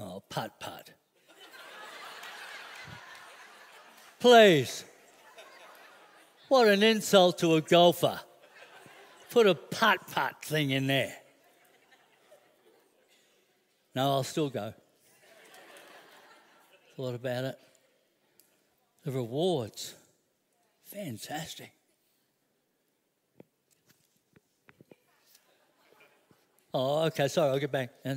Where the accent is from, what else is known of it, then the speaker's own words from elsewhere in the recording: Brisbane, Queensland, Australia; I grew up in Wynnum